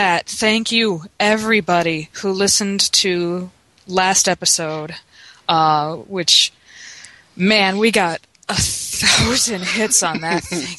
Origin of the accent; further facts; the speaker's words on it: Chicago, Illinois, United States; now in Louisiana, United States; I refer to Louisiana as we and us, and I'm from, you know, Chicago.